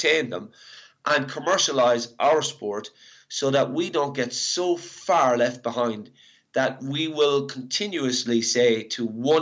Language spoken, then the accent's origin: English; Ireland; moved away; I'm Irish